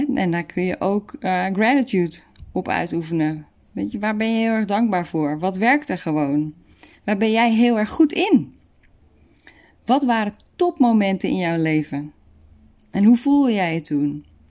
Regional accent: Netherlands; we daar als Nederlanders

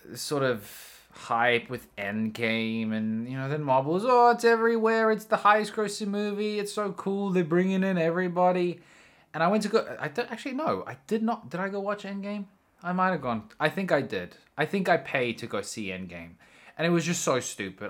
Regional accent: South Africa; I'm from South Africa

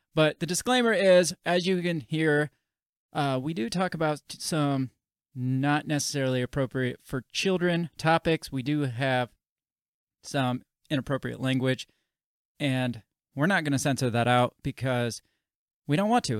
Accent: United States

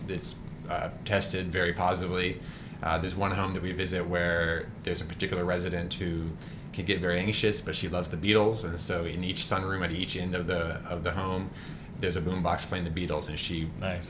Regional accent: Georgia, United States; also born or lived in Chicago / North Carolina; now in Durham, United States; I'm from Georgia originally

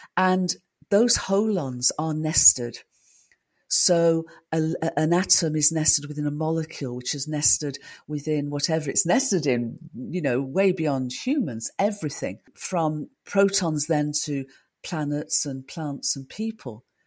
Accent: United Kingdom; I'm a Brit

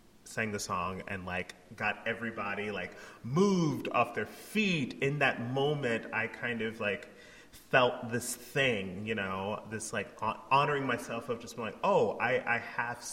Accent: Anderson, South Carolina, United States; moved away; also born or lived in Olympia, Washington; I grew up in Anderson, grew up in poverty, started singing in the church

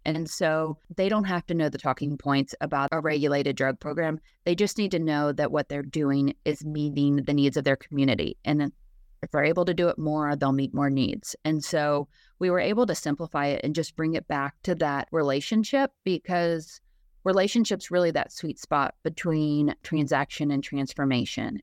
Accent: Lexington, Kentucky, United States; I'm actually from Lexington

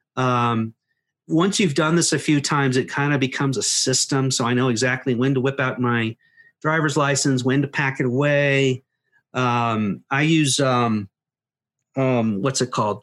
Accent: United States; as an American

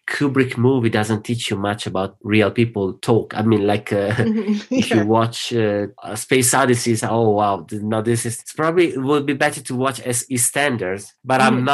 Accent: Bologna, Emilia-Romagna, Italy; first language Italian; English is a second language; moved away as an adult; now in London, United Kingdom; There's a dialect in my hometown, which is Bologna

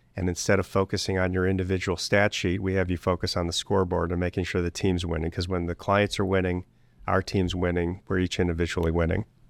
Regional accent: Cleveland, Ohio, United States; I was born and raised in Greater Cleveland

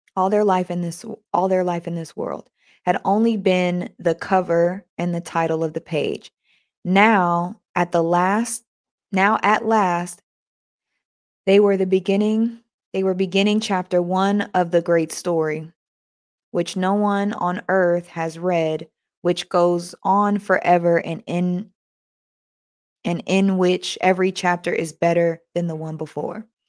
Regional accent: United States; I was born in America

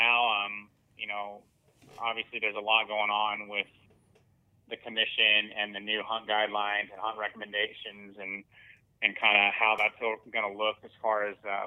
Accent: Arizona, United States; I'm born and raised in Arizona. I've lived here for 40 years.

